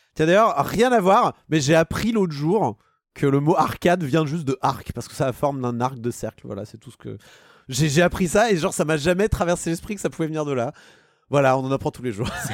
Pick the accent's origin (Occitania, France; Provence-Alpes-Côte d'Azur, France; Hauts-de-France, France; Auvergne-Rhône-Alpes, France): Auvergne-Rhône-Alpes, France; Annecy; j'ai grandi à Annecy